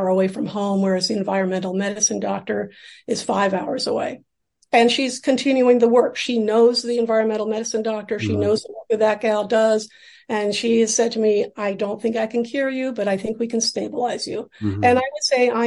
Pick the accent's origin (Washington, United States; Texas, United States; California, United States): Washington, United States; Seattle; moved away as an adult; now in New York City, United States; I grew up in Seattle and I came out to New York City for graduate school in theater set design.